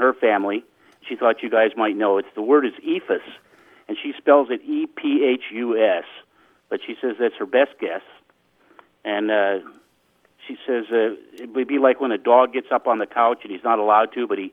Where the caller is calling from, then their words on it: La Mesa, California, United States; I'm calling from La Mesa, California